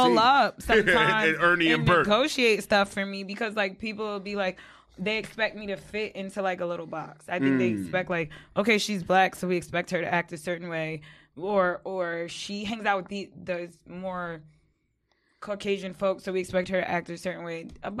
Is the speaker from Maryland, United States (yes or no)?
no; West Babylon, New York, United States; I'm a cool girl from the South Shore, but I am from West Babylon.